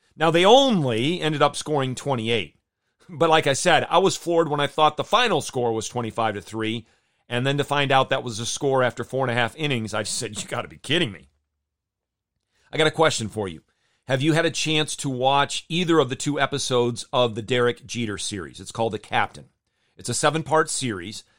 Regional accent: Jenison, Michigan, United States; moved away; I grew up in Jenison, Michigan

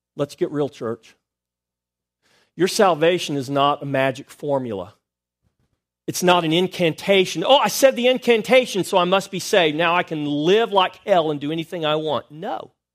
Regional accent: United States; I was born in America

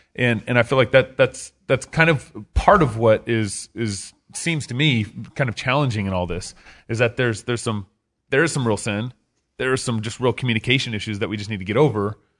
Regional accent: Texas, United States; I'm from Texas

